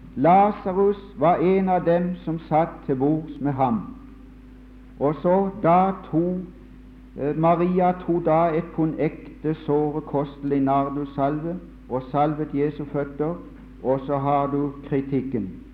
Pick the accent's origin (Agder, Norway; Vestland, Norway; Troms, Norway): Agder, Norway; Mosby; hjemme på Mosby under krigen